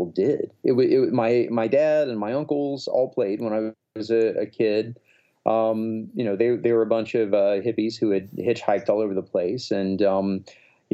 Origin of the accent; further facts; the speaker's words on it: Alabama, United States; I was this kind of scrawny, asthmatic, weirdo kid growing up in Alabama